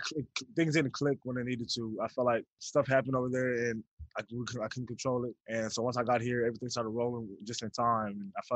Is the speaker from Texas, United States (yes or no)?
yes; Seguin, Texas, United States; moved away; I'm from Seguin, so it's two and a half hours down the road.